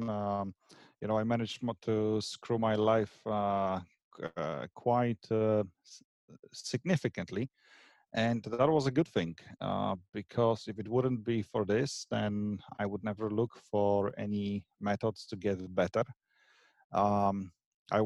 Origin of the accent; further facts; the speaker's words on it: Poland; moved away as an adult; also born or lived in Scotland; now in Ireland; I am of Polish origin, but I moved out from Poland about 15, 16, something like this, years ago. And my first country I moved to was Scotland